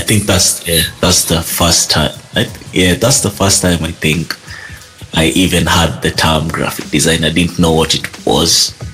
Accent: Kenya; I'm Kenyan

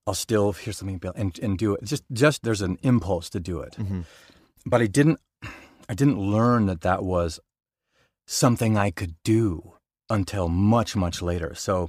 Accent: Boulder, Colorado, United States; also born or lived in Denver; I, like I said, I was born in Denver, and then we moved to Boulder. Crunchy Boulder.

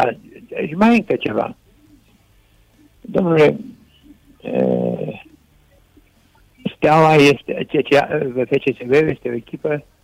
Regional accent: Râmnicu Vâlcea, Vâlcea County, Romania; now in Bucharest, Romania; Și în 47 eu am venit la București de la Râmnicu Vâlcea

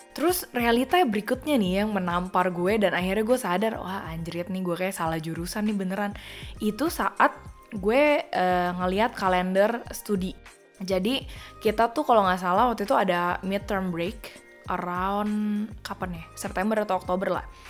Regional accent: Jakarta, Indonesia; accent: Jakarta; moved away as an adult; also born or lived in Perth, Australia; gue doang yang anak Jakarta sendirian di sini

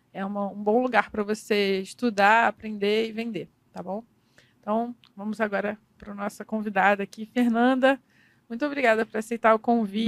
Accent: Miguel Pereira, Rio de Janeiro, Brazil; also born or lived in Nova Iguaçu; Mas eu não cresci lá. Eu cresci em Miguel Pereira

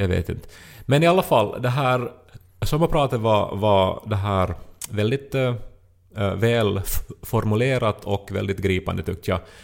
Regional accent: Esse, Ostrobothnia, Finland; Esse kyrka är ju en symbol för Esse och liksom helt klart förstås det vackraste som vi har i, i det här min hemby

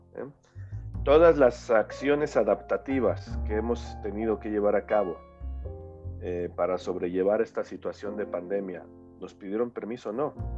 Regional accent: Mexico; somos mexicanos, somos latinoamericanos.

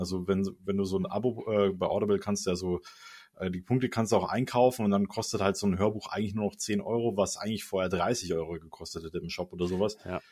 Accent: Munich, Bavaria, Germany; also born or lived in Stuttgart area; als Münchner sage ich

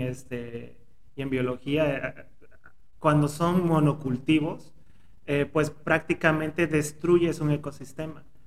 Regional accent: Oaxaca, Mexico; como oaxaqueño

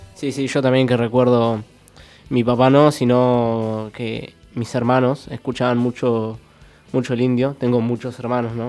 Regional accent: Argentina; somos los argentinos

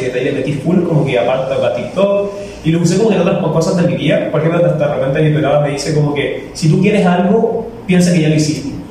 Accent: Chile; now in Ecuador; soy chileno

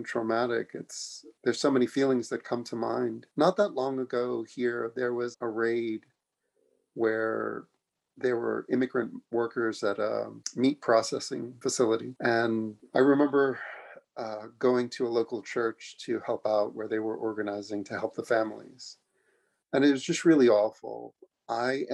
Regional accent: New York City, New York, United States; I'm a kid from Queens, New York. Was really lucky to grow up there

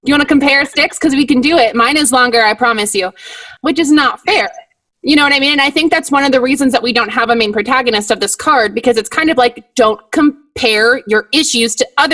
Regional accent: Midwest, United States; I'm from the Midwest, Lisa. I am from where the corn is. So I'm very, I'm corn fed, corn grown

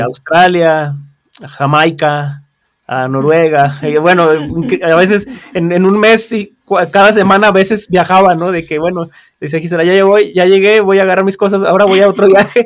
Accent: San Luis Potosí, Mexico; also born or lived in New York; yo soy de aquí de San Luis

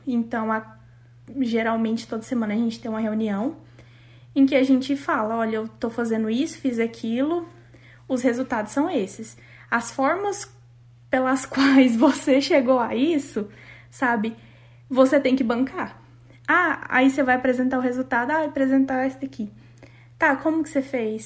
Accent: Brazil; moved away as an adult; now in Canada

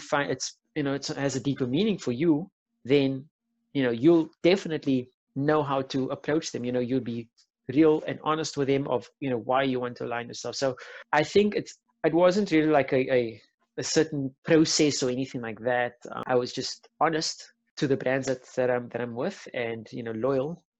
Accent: Cape Town, Western Cape, South Africa; I'm from Athlone

